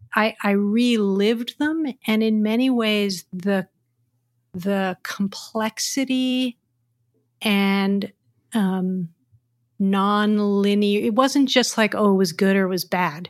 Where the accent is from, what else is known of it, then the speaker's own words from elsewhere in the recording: United States; now in San Francisco, United States; as an American culture